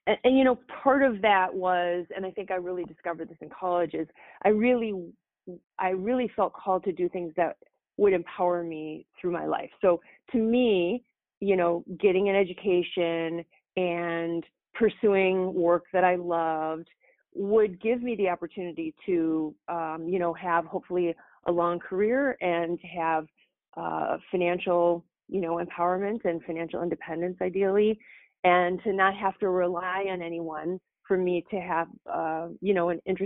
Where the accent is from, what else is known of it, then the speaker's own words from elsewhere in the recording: Madison, Wisconsin, United States; also born or lived in Rockford, Illinois; now in Racine, United States; I was born in Rockford, Illinois, actually, and then moved to Wisconsin when I was 10 years old to Madison. And then the rest of my life has really played out between Madison and Racine.